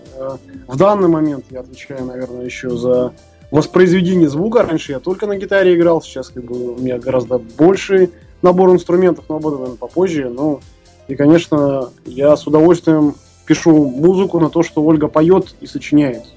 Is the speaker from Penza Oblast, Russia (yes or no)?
no; Irkutsk, Irkutsk Oblast, Russia; мы из Иркутска